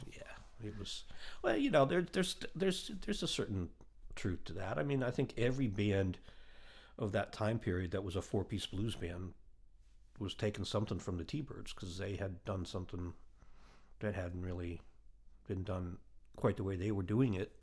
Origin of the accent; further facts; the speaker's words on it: Ohio, United States; moved away; also born or lived in Boston / Nashville; growing up in Ohio in the seventies